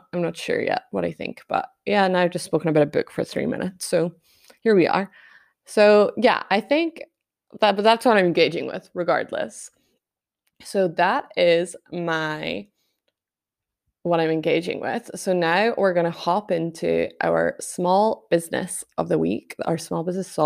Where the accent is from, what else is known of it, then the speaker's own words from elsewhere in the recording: Scotland, United Kingdom; I'm so Scottish.